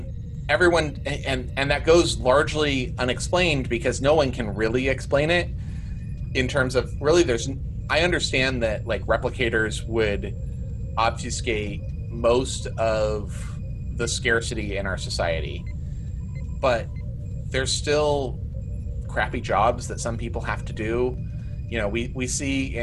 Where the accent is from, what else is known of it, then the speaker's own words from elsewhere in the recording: United States; I'm an American